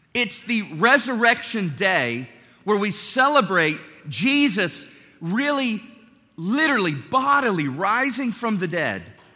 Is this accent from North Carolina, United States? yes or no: yes; North Carolina, United States; My youth pastor growing up in North Carolina